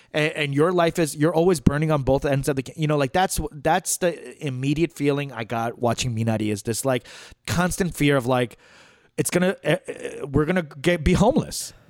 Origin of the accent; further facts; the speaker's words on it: New York City, New York, United States; growing up in Flushing